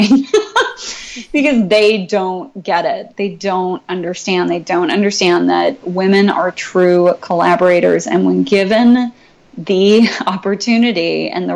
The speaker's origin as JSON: {"language": "English", "area": "San Luis Obispo County", "region": "California", "country": "United States", "tie": "born or raised there", "said": "I grew up in San Luis Obispo County, uh-huh. up on the central coast of California."}